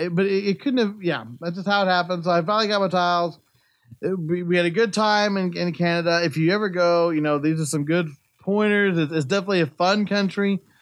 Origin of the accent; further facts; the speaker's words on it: Kansas, United States; I'm from Kansas, and we don't have these tiles here.